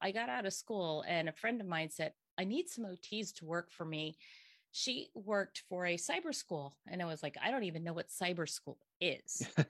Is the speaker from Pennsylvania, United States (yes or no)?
yes; Bern Township, Pennsylvania, United States; also born or lived in Hamburg, Pennsylvania; born and bred here